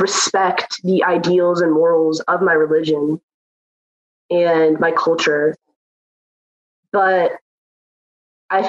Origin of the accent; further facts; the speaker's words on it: Pakistan; I'm from Pakistan. I've grown up with that culture